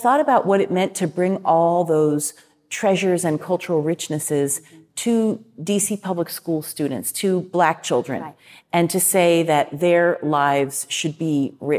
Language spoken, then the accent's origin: English; Washington, District of Columbia, United States; I grew up in Washington, D.C.